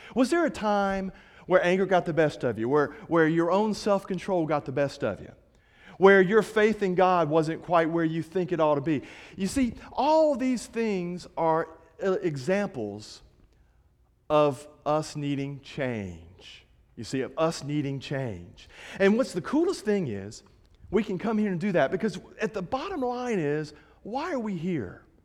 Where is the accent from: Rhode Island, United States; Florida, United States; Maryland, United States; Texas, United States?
Florida, United States; Fort Walton Beach; moved away as an adult; also born or lived in Kentucky; now in Montgomery, United States; I'm from Florida